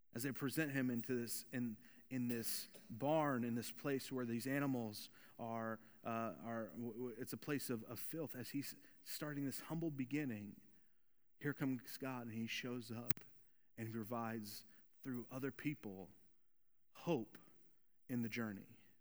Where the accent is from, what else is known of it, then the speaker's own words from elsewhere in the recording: Volusia County, Florida, United States; I was born and raised in Volusia County